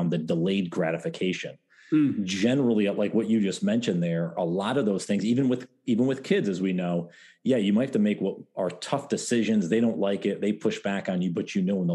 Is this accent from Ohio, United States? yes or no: no; upstate New York, United States; I grew up in New York, upstate New York.